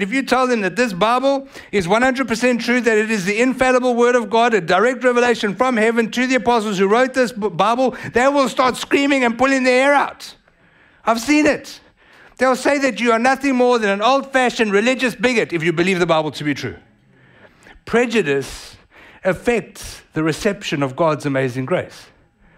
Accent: South Africa; accent: South African; now in United States; I was born in South Africa, I was a first generation South African born to Italian immigrant parents

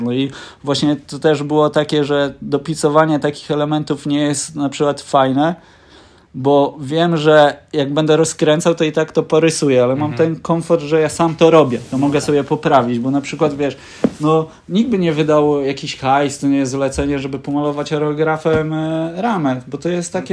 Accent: Lower Silesian Voivodeship, Poland; jestem z Dolnego Śląska

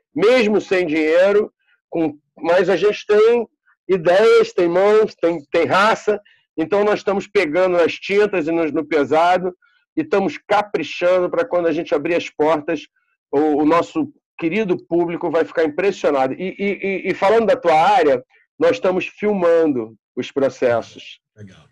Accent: Rio de Janeiro, Brazil; Nós somos cariocas da Gema, nascidos e criados na cidade. Eu moro na Gávea desde que eu nasci

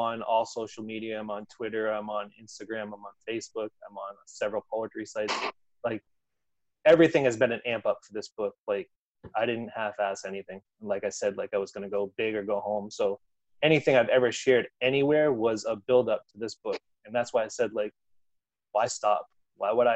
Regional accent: Worcester, Massachusetts, United States; I'm born and raised Worcester, Massachusetts

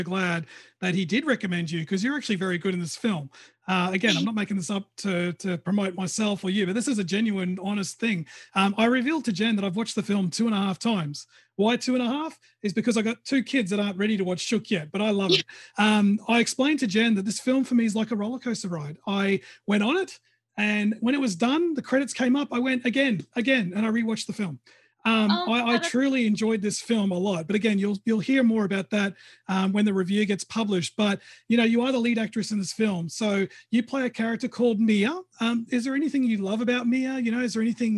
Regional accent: Australia; I'm from Australia

